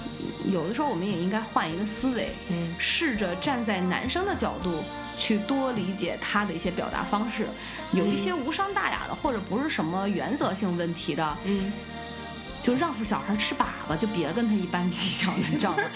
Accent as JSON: {"language": "Chinese", "town": "Qingdao", "region": "Shandong", "country": "China", "accent": "Qingdao dialect", "said": "我们青岛话谦让不叫。"}